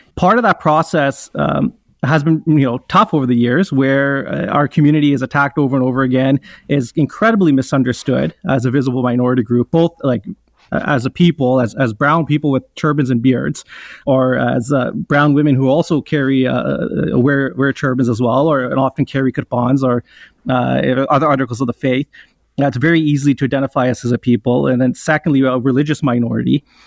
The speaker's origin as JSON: {"language": "English", "country": "Canada", "tie": "born or raised there", "said": "I was the first generation to be born and raised in Canada"}